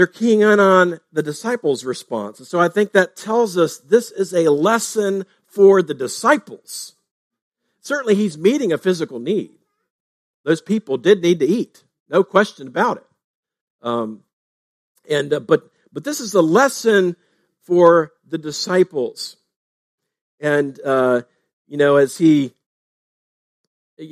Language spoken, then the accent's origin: English; Fletcher, Ohio, United States; Fletcher, Ohio, my hometown.